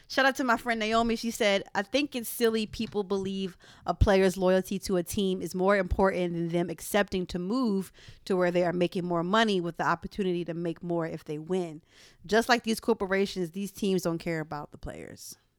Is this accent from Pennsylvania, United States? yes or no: yes; Philadelphia, Pennsylvania, United States; I'm from Philly